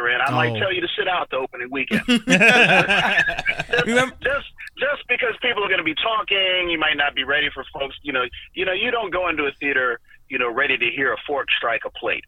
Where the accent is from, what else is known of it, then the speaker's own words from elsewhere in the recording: North Carolina, United States; now in Washington, D.C., United States; I was in North Carolina, which is my home state